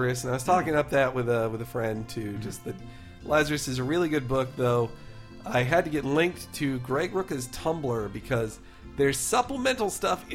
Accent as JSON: {"language": "English", "region": "the South", "country": "United States", "tie": "born or raised there", "said": "we grew up in the South"}